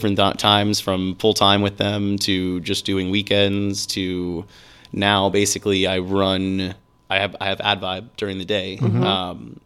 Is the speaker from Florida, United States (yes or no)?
yes; Tampa, Florida, United States; also born or lived in St. Petersburg, Florida; Tampa, actually. I grew up in Tampa, born and raised.